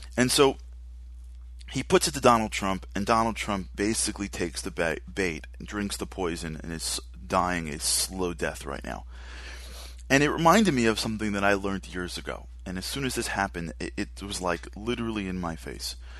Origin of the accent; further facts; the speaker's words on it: New York City, New York, United States; Rudy Giuliani, who I loved as our mayor, being from being as a New Yorker